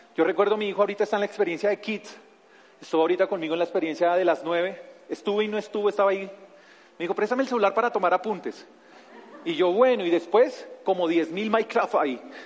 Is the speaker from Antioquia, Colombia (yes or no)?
no; Bogotá, Colombia; soy Rolo, soy de aquí de la ciudad de Bogotá